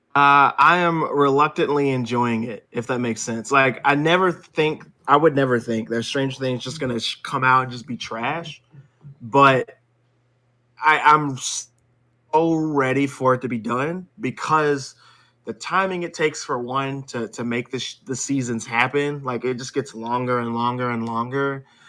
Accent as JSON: {"language": "English", "country": "United States", "said": "I'm an American"}